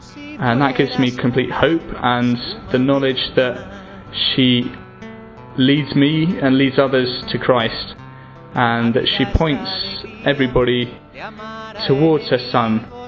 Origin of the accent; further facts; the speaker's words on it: England, United Kingdom; I'm 27 and I'm from England.